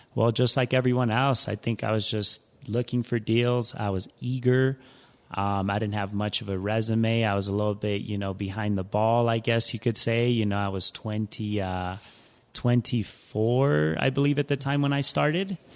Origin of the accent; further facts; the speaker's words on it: Denver, Colorado, United States; also born or lived in Ciudad Juarez, Chihuahua, Mexico; I'm a Denver native, most will say. I've been here since I was five